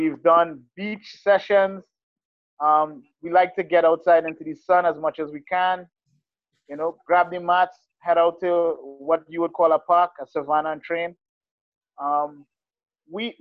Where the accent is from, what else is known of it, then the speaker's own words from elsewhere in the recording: Trinidad & Tobago; now in Utah, United States; I'm Trinidad.